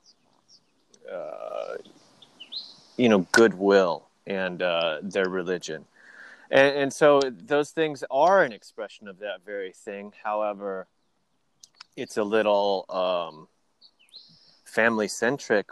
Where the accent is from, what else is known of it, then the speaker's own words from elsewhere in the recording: Midwest, United States; I grew up in the Midwest